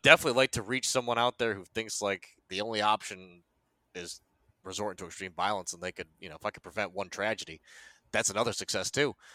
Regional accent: United States; also born or lived in South Korea; I was born in Korea. They FedExed my ass to America. I was adopted by a nice Italian family, and they fucking raised me from there

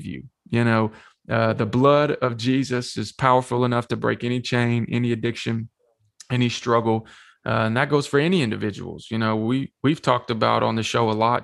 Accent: Shelbyville, Tennessee, United States; also born or lived in Manchester, Tennessee; I grew up here in Manchester and Shelbyville in the lower middle Tennessee area

